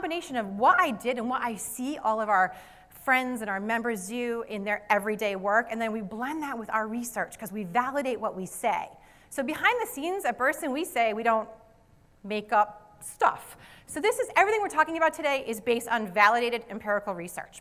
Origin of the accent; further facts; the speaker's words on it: Rhode Island, United States; accent: Rhode Island; my Rhode Island accent